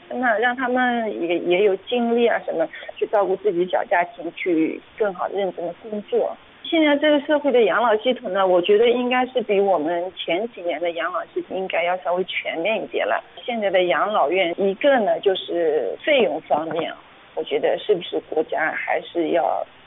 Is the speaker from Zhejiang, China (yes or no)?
yes; Hangzhou, Zhejiang, China; 我呢是一土生土长的杭州人，在企业里面做 H R 的，我家里呢还有一个姐姐，我妈七十多，我爸八十多